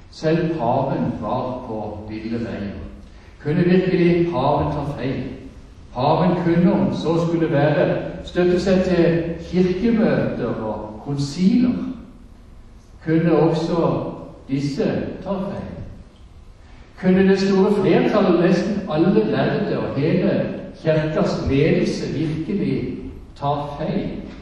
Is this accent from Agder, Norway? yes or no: yes; Søgne, Agder, Norway; Men egentlig så kommer jeg fra Søgne, og det er det kanskje ingen som hører. Dette har bodd så mange andre steder.